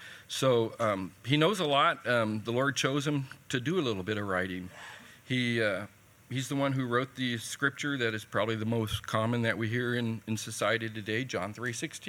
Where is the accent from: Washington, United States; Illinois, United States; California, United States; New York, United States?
California, United States; moved away; also born or lived in Missouri; About 3 years ago, I moved here from Missouri. I did 20 years in Missouri. I originally come from California, and I had to learn the language there.